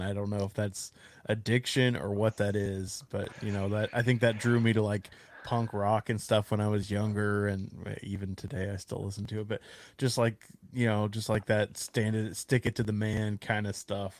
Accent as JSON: {"language": "English", "region": "Texas", "country": "United States", "said": "I'm a Texan"}